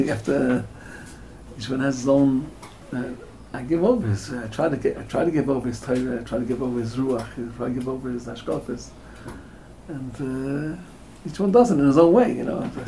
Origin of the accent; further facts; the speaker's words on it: United States; And we're all American born.